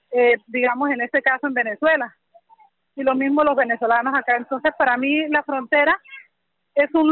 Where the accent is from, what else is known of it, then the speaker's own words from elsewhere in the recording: Arauquita, Arauca, Colombia; yo soy de Arauca, de Arauquita